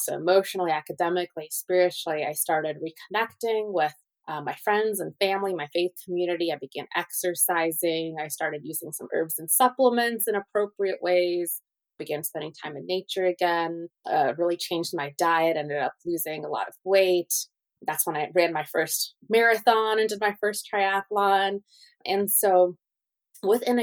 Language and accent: English; Colorado, United States; also born or lived in Russia; I was born in Russia, which is where I really had my first experience and exposure to integrative medicine, just with my family using herbs and cupping and other cultural remedies, in addition to going to the doctor. And then growing up mostly in Colorado